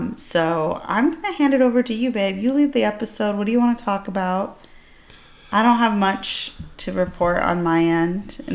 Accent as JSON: {"language": "English", "country": "Iran", "moved": "yes", "said": "I'm from Iran."}